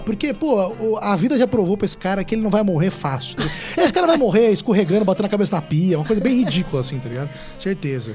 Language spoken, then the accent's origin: Portuguese; Ribeirão Preto, São Paulo, Brazil; eu sou de Ribeirão Preto